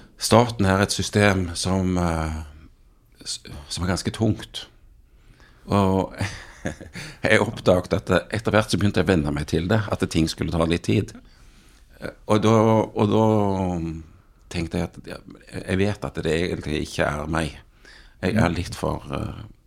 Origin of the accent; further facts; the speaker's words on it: Jæren, Rogaland, Norway; jeg vokste opp på, på Jæren